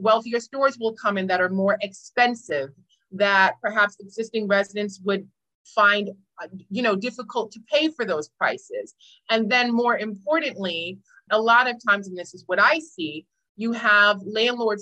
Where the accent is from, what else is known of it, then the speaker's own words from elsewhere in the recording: New York City, New York, United States; also born or lived in Harlem; I'm a native New Yorker. I'm from Brooklyn, but I briefly lived in Harlem right around that area.